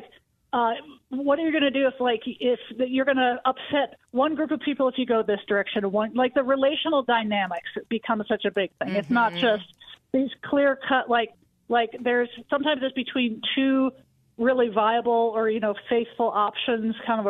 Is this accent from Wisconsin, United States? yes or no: yes; Wisconsin, United States; moved away as an adult; also born or lived in Chicago; now in Denver, United States; I grew up in Wisconsin